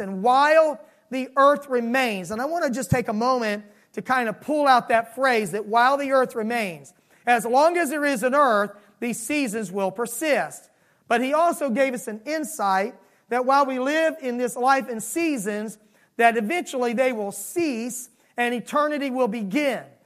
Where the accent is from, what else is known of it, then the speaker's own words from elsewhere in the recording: Miami, Florida, United States; moved away; I was raised in Miami, Florida, and seasons were vastly different than they are here.